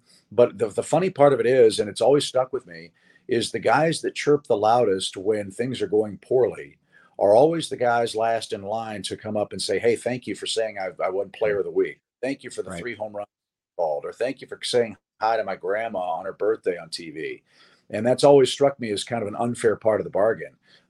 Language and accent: English; St. Louis, Missouri, United States; I grew up in St. Louis